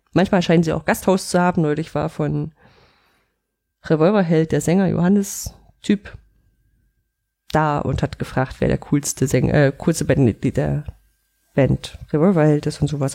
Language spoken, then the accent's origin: German; Central German coal region, near the Profen open-cast mine, Saxony-Anhalt, Germany; aus der Gegend, wo ich groß geworden bin. Dieser Tagebauprofen war direkt bei uns um die Ecke, da konnte ich hinlaufen